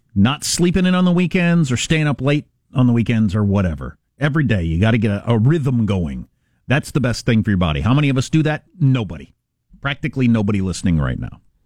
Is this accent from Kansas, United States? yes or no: yes; Kansas, United States; That's my home state.